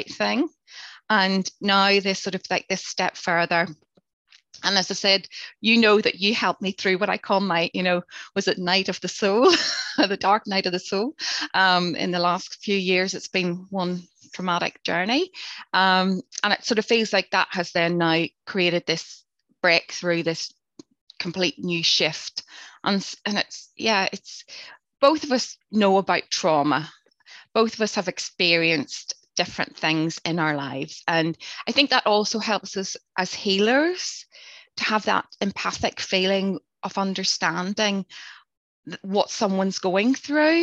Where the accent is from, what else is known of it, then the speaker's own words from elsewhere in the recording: Northern Ireland, United Kingdom; growing up in Northern Ireland during the Troubles